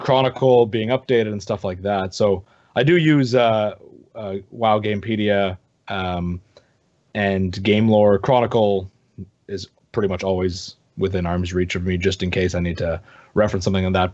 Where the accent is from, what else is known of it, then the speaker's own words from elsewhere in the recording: Canada; I'm from Canada